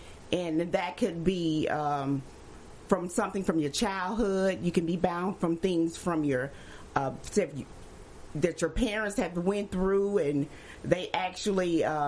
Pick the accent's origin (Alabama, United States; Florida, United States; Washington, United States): Alabama, United States; Birmingham; moved away as an adult; now in Charlotte, United States; And I am actually from Birmingham, Alabama. Mm-hmm. I am the ninth child of Southern Baptist Pentecostal.